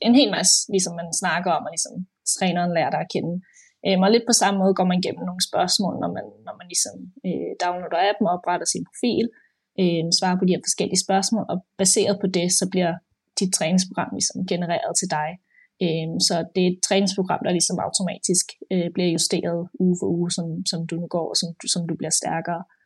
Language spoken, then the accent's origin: Danish; Denmark; moved away as an adult; also born or lived in Copenhagen, Denmark; now in London, United Kingdom; jeg er født og opvokset i Danmark, øh, og øh, boede i København også mange år